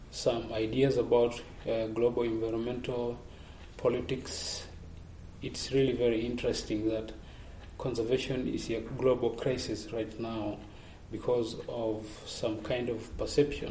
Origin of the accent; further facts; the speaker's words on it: Maasai land, Arusha, Tanzania; I'm coming from Tanzania, Maasai land in East Africa.